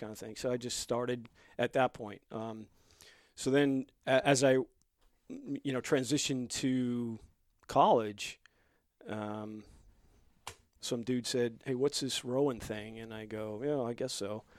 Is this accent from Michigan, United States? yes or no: no; Long Island, New York, United States; also born or lived in Bronx, New York; I was born and raised in the Bronx and grew up on Long Island